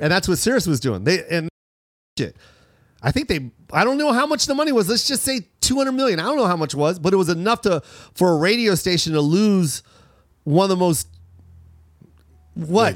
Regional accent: Seattle, Washington, United States; we're from Seattle

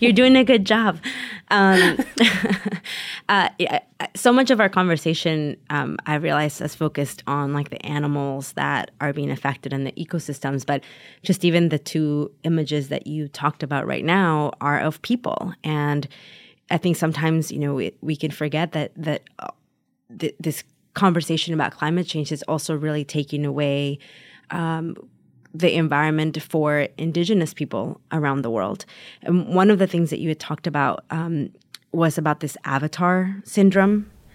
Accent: Taxco, Guerrero, Mexico; now in Los Angeles, United States; in my hometown of Tasco.

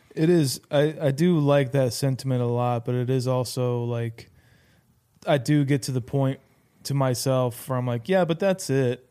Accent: Iowa, United States; we are from Iowa

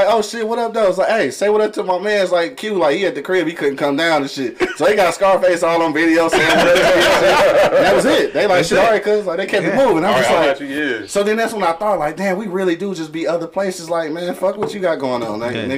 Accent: Detroit, Michigan, United States; I'm from Detroit. I don't care what you're doing.

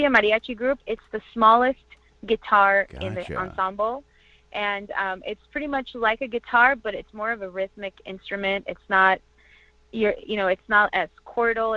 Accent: Orange County, California, United States; also born or lived in Toluca, Mexico / East Los Angeles; I was born in Toluca, Mexico, and I was raised in California in Orange County, and I currently reside in East Los Angeles

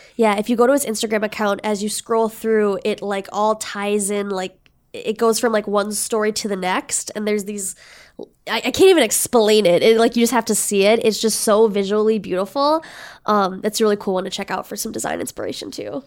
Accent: Red Wing, Minnesota, United States; I grew up in Redwing, Minnesota

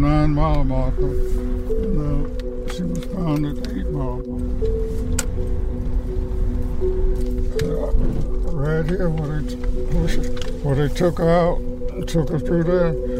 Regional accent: Ben Hill County, Georgia, United States; moved away as an adult; also born or lived in Buffalo, New York; I was born and raised in Ben Hill County. This is my home

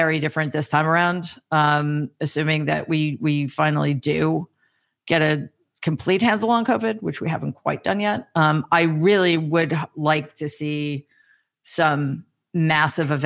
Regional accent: New York, United States; I'm from New York

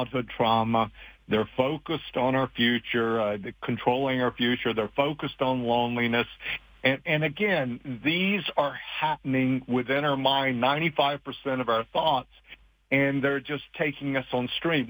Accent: Appalachian Mountains, United States; moved away; I grew up very poor in the Appalachian Mountains.

